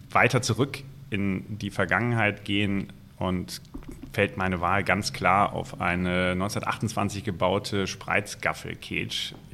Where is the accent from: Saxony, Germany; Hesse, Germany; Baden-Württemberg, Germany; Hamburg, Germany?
Hesse, Germany; Ich bin in der Nähe von Frankfurt aufgewachsen. Der Main diente nicht unbedingt als Inspirationsquelle.